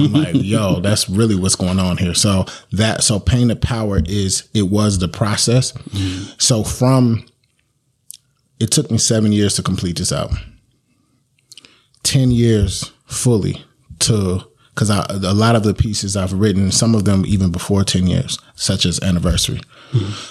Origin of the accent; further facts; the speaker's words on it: Sacramento, California, United States; I grew up in Valley High